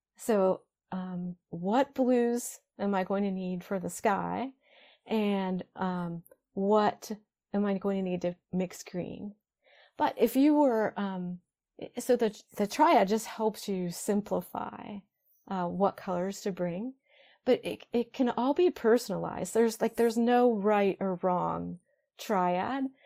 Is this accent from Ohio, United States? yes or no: yes; Ohio, United States; moved away; back where I grew up in Ohio